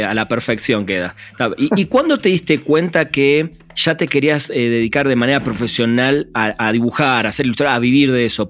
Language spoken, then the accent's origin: Spanish; Argentina; now in Mexico; Somos dos argentinos